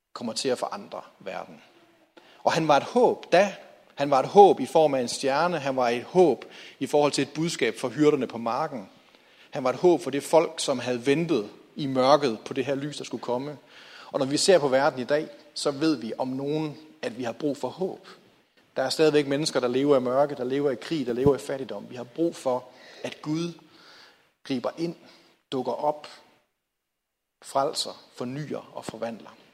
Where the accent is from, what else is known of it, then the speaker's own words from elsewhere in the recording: Hjallerup, North Denmark Region, Denmark; jeg voksede op i Jallerup